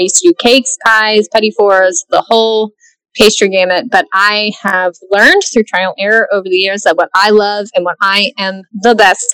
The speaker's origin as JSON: {"language": "English", "town": "Dallas", "region": "Texas", "country": "United States", "tie": "born or raised there", "also_born_or_lived": "Portland", "said": "I grew up here in Dallas, lived here"}